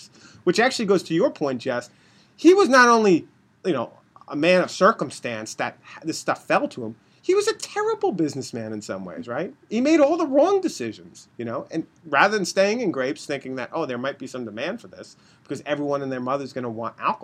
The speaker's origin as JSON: {"language": "English", "town": "Rockville Centre", "region": "New York", "country": "United States", "tie": "born or raised there", "said": "I was born in Rockville Center, Long Island"}